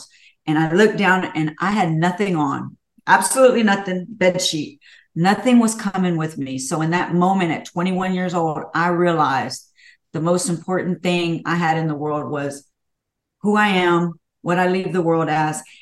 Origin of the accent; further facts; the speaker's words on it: Houston, Texas, United States; I was born in Houston. I was born and raised. I love Houston.